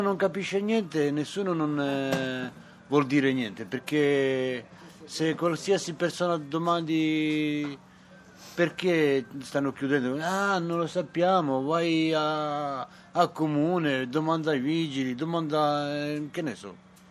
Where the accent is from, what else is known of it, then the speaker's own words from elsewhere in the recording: Montenegro; now in Rome, Italy; sono nato a Montenegro